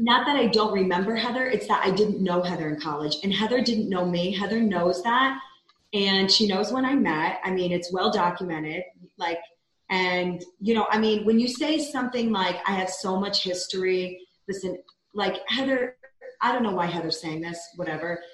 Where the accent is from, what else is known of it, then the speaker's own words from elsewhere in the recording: New York, United States; moved away as an adult; now in Utah, United States; I'm a New Yorker at heart. Like I was raised in New York